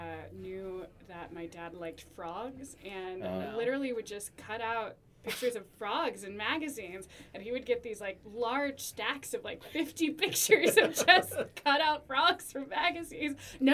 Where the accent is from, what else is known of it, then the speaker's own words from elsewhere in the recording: Lansing, Michigan, United States; now in Baltimore, United States; I'm from Lansing, Michigan, originally.